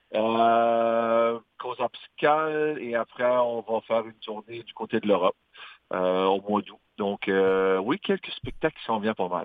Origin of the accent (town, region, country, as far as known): Magdalen Islands, Quebec, Canada; accent: Madelinot